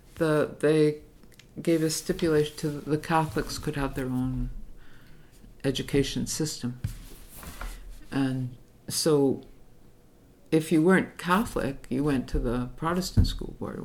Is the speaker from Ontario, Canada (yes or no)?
no; Montreal, Quebec, Canada; I grew up in Utrema, which was then like a a Jewish enclave